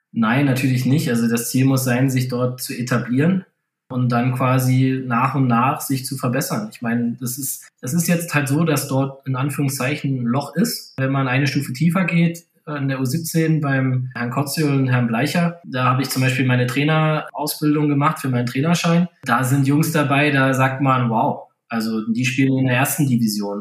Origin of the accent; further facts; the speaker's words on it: Weißwasser, Saxony, Germany; now in Sonthofen, Germany; früher in Weißwasser, wo ich halt das Schlittschuhlaufen erlernt habe